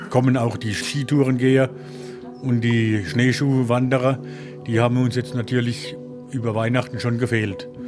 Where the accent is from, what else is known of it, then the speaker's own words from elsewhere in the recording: Poland; now in Germany; Das hat mich hier vor 25 Jahren halt hierher gezogen. Das hat mir gefallen, weil ich komme halt aus Polen. Und ich habe mich verliebt halt in Allgäu.